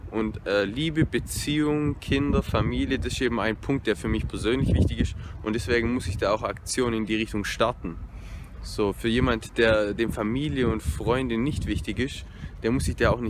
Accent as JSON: {"language": "German", "town": "Konstanz", "region": "Baden-Württemberg", "country": "Germany", "lives_now": "Dresden, Germany", "said": "Und ich komme ja aus dem Süden, ich komme aus Konstanz, das heißt ähm, sieben Stunden Distanz."}